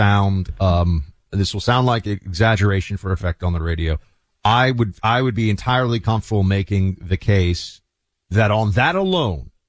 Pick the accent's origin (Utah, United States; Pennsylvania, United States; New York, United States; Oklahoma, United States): New York, United States; moved away; I was living there, my home state of New York